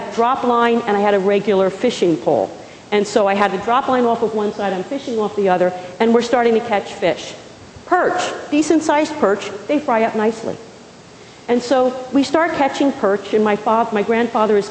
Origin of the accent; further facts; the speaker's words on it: Pequannock, New Jersey, United States; moved away; I was born and raised in a small town called Pequannock, New Jersey